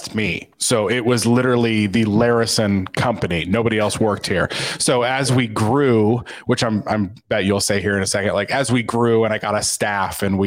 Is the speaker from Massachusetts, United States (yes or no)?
no; Kokomo, Indiana, United States; I grew up exactly where I am right now, in Kokomo, Indiana